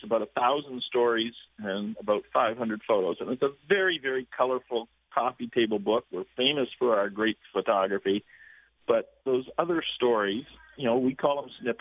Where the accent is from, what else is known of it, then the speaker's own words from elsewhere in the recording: Toronto, Ontario, Canada; moved away as an adult; now in Florida, United States; I myself am from Toronto and mm-hmm. still a Canadian citizen. Educated at the University of Toronto, but I've been living in Florida now for 20 years